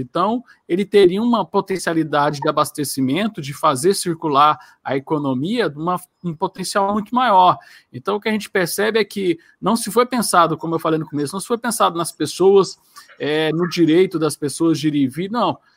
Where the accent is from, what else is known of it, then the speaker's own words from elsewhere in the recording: Goiás, Brazil; aqui eu sou de Goiás